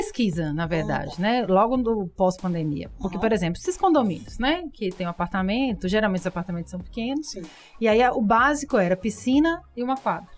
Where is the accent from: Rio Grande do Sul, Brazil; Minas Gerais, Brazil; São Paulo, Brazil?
São Paulo, Brazil; moved away as an adult; now in Governador Valadares, Brazil; eu sou de cidade grande, né? Eu sou de São Paulo.